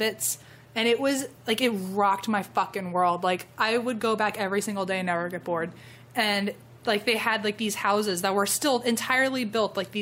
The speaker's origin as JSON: {"language": "English", "region": "Virginia", "country": "United States", "tie": "born or raised there", "moved": "yes", "said": "I grew up in Virginia"}